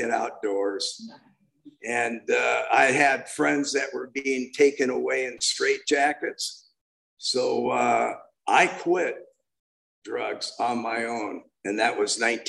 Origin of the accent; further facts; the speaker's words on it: California, United States; I was born and raised in California.